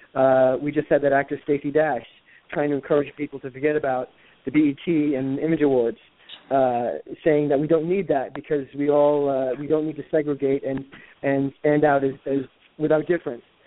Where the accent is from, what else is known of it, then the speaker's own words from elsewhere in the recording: New York, United States; moved away as an adult; also born or lived in Los Angeles; now in Connecticut, United States; I grew up in New York and the first 24 years of my life, and then the next 24 years I spent in Los Angeles, and then I moved back here to Connecticut in 2010